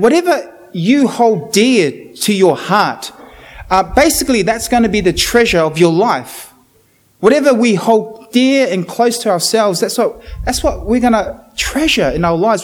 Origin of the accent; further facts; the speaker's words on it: New Zealand; now in Australia; I'm from New Zealand